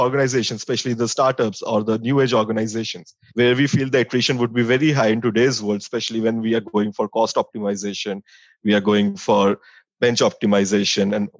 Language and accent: English; Delhi, India; also born or lived in Dehradun; I'm born and brought up in Delhi. I've done my schooling from St. Xavier's School, Delhi.